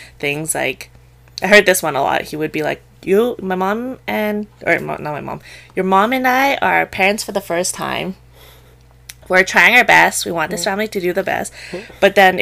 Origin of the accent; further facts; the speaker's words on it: Canada; I was raised and I was born in Canada